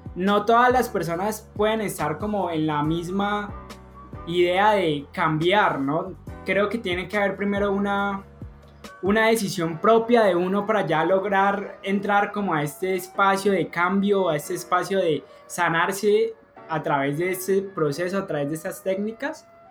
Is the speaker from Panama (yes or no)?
no; Colombia; somos colombianos